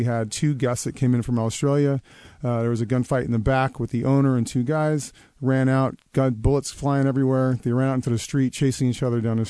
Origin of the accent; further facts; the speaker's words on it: Seattle, Washington, United States; I grew up in Wallingford